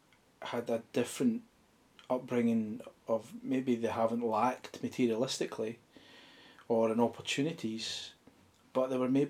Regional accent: Ayrshire, Scotland, United Kingdom; moved away as an adult; now in Auchinloch, United Kingdom; So I'm an Ayrshire boy.

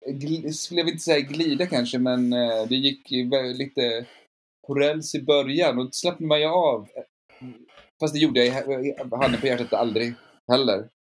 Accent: Luleå, Norrbotten County, Sweden; now in Stockholm, Sweden; Alltså jag flyttade till Stockholm från Luleå för att jobba på Dramaten efter scenskolan.

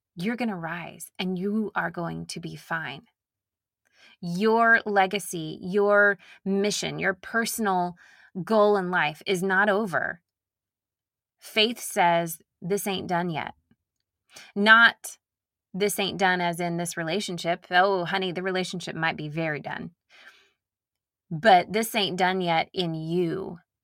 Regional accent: Nashville, Tennessee, United States; accent: Southern; I grew up in Nashville

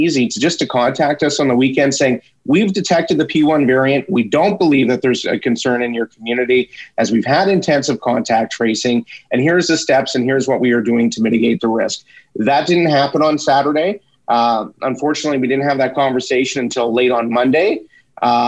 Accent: Athabasca, Alberta, Canada; now in Edson, Canada; my hometown of Athabasca

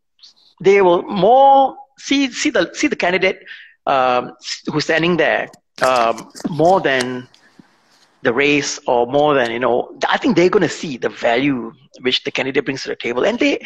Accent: Singapore; I believe that I can bring value to the table as a Singaporean, not as a minority, but as a Singaporean.

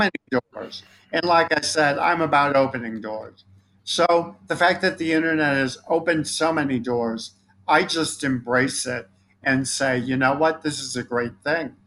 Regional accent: Chicago, Illinois, United States; I'm from Chicago

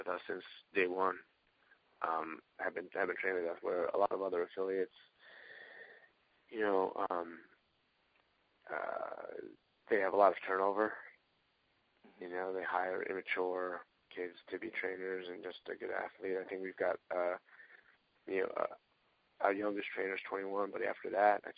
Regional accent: Long Island, New York, United States; I'm from Long Island and New York, as a chiropractor

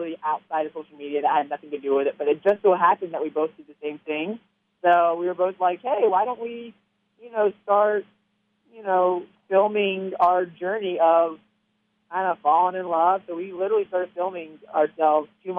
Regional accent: Southern Alabama, United States; I grew up in Southern Alabama

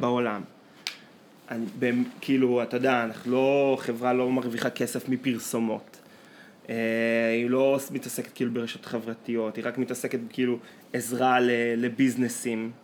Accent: Israel; אנחנו מגיעים מקיבוץ של שחיינים

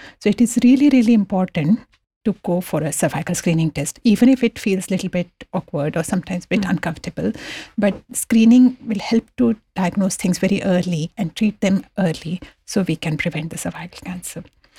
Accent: India; moved away as an adult; when I came from India about 16, 17 years ago, in India, they don't have this public health screening program.

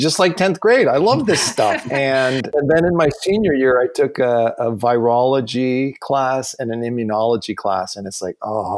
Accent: Canada; now in Seattle, United States; growing up in Canada

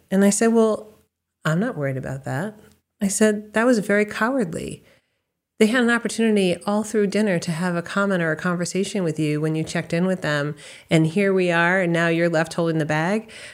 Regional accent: Westford, Massachusetts, United States; also born or lived in Boston, Massachusetts / California / Colorado; I grew up in Massachusetts. I was raised in a town called Westford

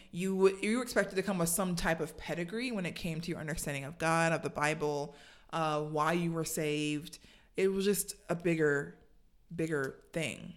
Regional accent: Savannah, Georgia, United States; I grew up in Savannah, Georgia

